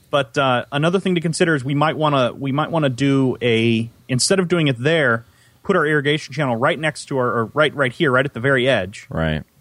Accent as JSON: {"language": "English", "region": "Central Valley of California", "country": "United States", "tie": "born or raised there", "said": "I grew up in the Central Valley"}